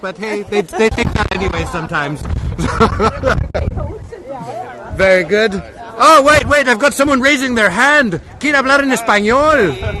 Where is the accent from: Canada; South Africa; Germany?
Canada; I'm from Canada.